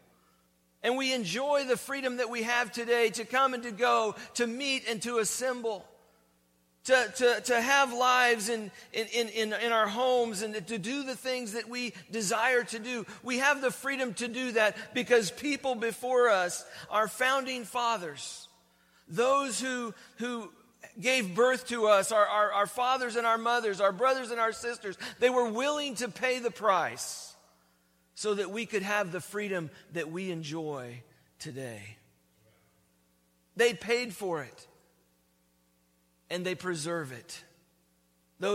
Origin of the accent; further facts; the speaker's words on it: United States; born and raised in the United States